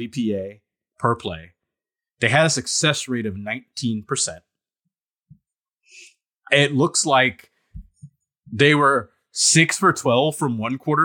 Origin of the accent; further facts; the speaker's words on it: Piscataway, New Jersey, United States; I grew up in Piscataway, New Jersey